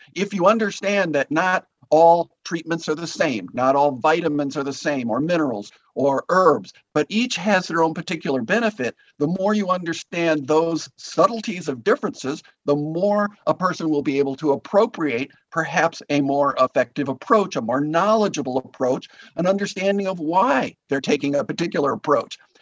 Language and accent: English; Green Bay, Wisconsin, United States; also born or lived in Guatemala; we then moved back to my hometown in Green Bay